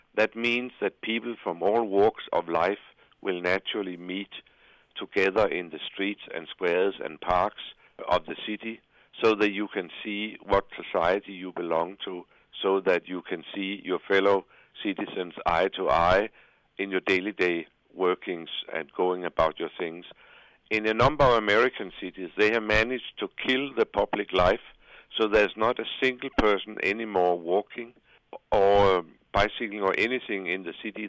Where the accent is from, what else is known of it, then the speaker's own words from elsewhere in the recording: Copenhagen, Capital Region of Denmark, Denmark; my hometown of Copenhagen